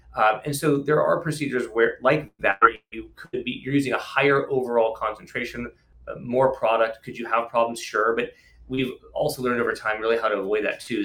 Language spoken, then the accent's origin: English; Tustin, California, United States; also born or lived in East Coast; I grew up in Southern California. I grew up in Tustin, inland, just about 15, 20 miles from here